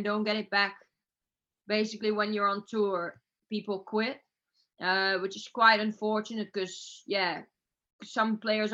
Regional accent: Netherlands; I'm from Holland.

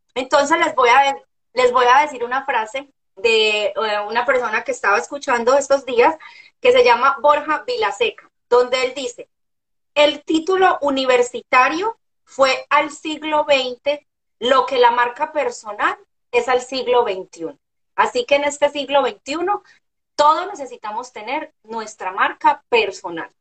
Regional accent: Medellín, Antioquia, Colombia; moved away as an adult; now in Orlando, United States; soy una mujer colombiana nacida eh, en la ciudad de Medellín Ahora eh, soy una mujer casada, vivo en Orlando, Florida, hace tres años

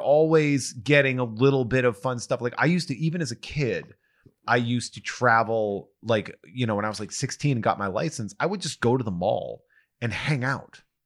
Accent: Charlton, Massachusetts, United States; I grew up in Charlton, Mass

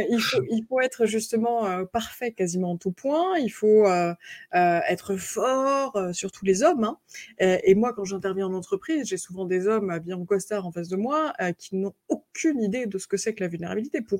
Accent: United States; accent: American; French is a second language; Alors, les, Canadiens n'aiment pas du tout mon accent américain, justement, parce qu'on dirait que j'ai des chewing-gums euh, dans la bouche.

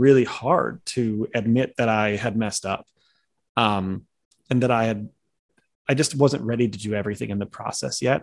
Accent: Chicago, Illinois, United States; I'm from Chicago

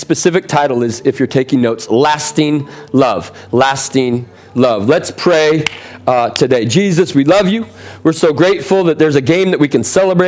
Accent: Seattle, Washington, United States; now in San Diego, United States; I'm originally from Seattle

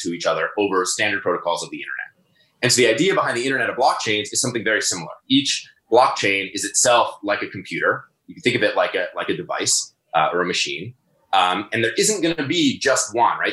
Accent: Toronto, Ontario, Canada; also born or lived in Guelph; I'm in Toronto, born and raised in Toronto

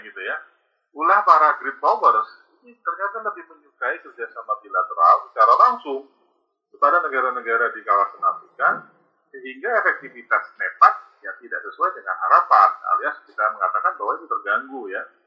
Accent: Indonesia; kita dari Indonesia

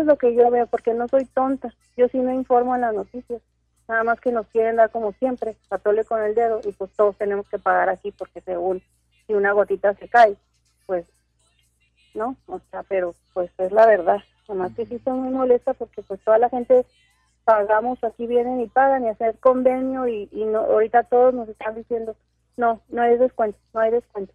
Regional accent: Mexico; now in Ciudad Juárez, Mexico; soy una mexicana muy contenta

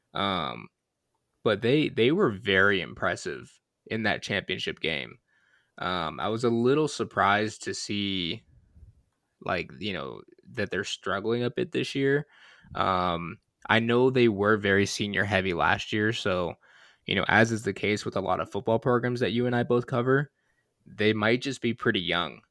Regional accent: Michigan, United States; I'm from Michigan

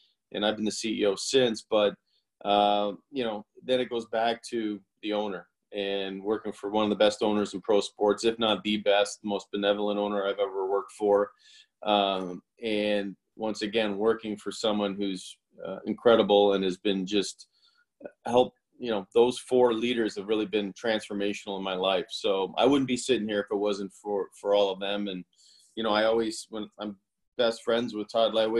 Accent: Toronto, Ontario, Canada; moved away as an adult; now in Tampa, United States; I'm originally from Toronto, so I was born and raised in the cold weather and worked my way south. So I'm in Tampa now

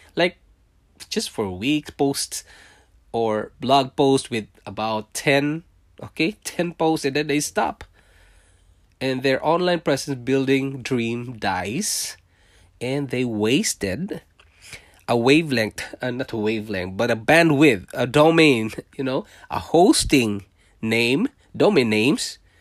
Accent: Philippines; moved away as an adult; also born or lived in Singapore; now in Canada; I was born in Philippines. I'm a Filipino

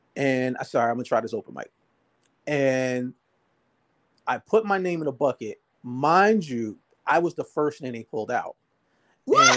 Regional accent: Jersey City, New Jersey, United States; I'm from Jersey. I'm born and raised Jersey City.

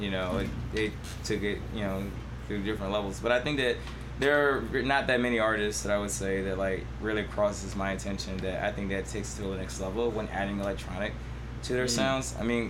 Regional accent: Arkansas, United States; Yeah, I'm from Arkansas.

